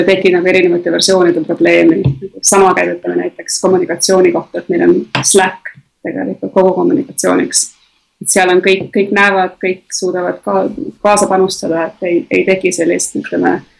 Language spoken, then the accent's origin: Estonian; Tallinn, Harju County, Estonia; moved away; ma olen Tallinnas sündinud ja kasvanud